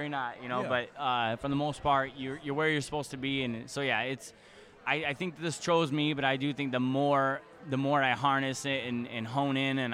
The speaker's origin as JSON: {"language": "English", "town": "Chicago", "region": "Illinois", "country": "United States", "said": "I'm from Chicago. That's where my company is."}